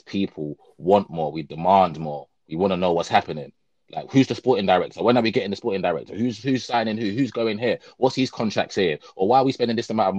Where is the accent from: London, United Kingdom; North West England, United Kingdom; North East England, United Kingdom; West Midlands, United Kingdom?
London, United Kingdom; I'm from South London in a council flat